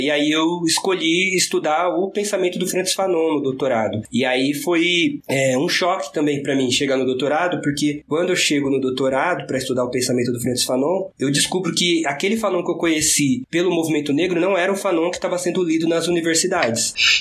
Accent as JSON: {"language": "Portuguese", "area": "ABC Paulista", "region": "São Paulo", "country": "Brazil", "said": "eu sou daqui do ABC Paulista"}